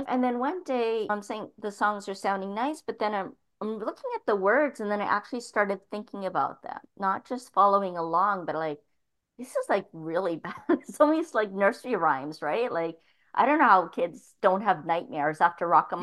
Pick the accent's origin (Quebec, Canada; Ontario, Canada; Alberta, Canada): Ontario, Canada; Toronto; moved away as an adult; growing up in Toronto for the first 18 years of my life